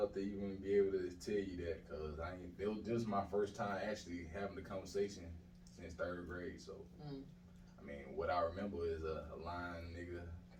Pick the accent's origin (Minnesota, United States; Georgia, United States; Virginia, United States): Georgia, United States; Atlanta; I'm from the south side of Atlanta. Nice. Washington Road to be exact. But I was born on Cleveland Avenue at South Fulton Hospital.